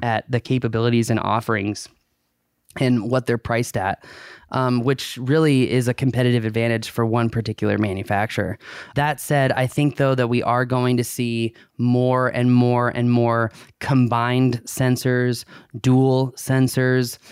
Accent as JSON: {"language": "English", "country": "United States", "said": "as an American"}